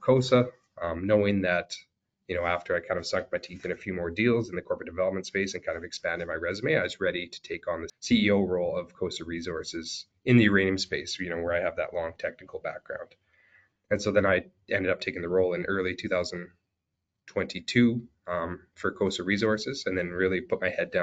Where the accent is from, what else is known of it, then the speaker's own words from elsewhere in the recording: Saskatchewan, Canada; I grew up in Saskatchewan.